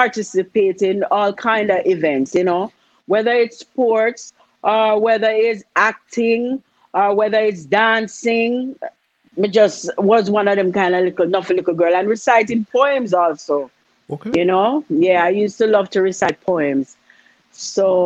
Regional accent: Spanish Town, Saint Catherine, Jamaica; I was born in Spanish Town, Thompson Penn, to be exact. I'm a home delivery baby.

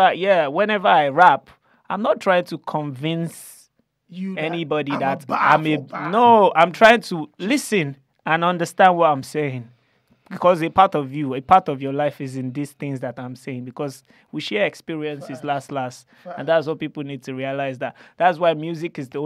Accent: Nigeria; we're just coming from Nige

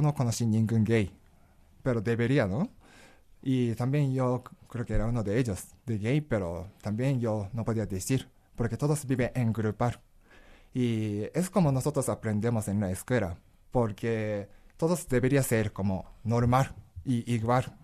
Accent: Yamaguchi, Japan; Spanish is a second language; moved away as an adult; now in Mexico; yo soy algo de campo

